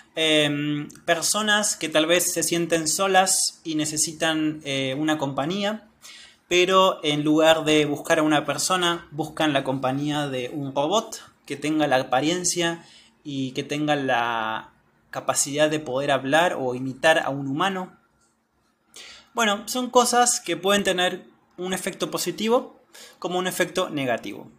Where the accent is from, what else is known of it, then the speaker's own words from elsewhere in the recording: Argentina; soy de Argentina